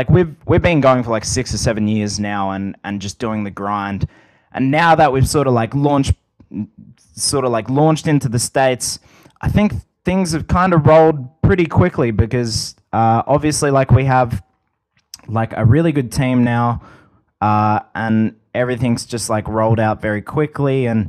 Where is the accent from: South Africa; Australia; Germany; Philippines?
Australia